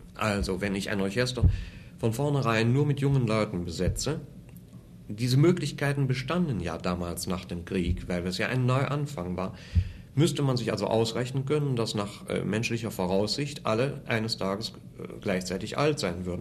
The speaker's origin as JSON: {"language": "German", "town": "Wuppertal", "region": "North Rhine-Westphalia", "country": "Germany", "tie": "born or raised there", "also_born_or_lived": "Cologne / Munich", "moved": "as an adult"}